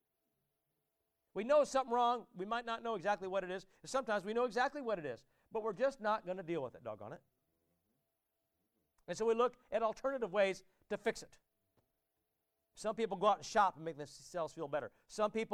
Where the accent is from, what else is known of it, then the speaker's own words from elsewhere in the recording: Warsaw, Indiana, United States; where I grew up in Warsaw, Indiana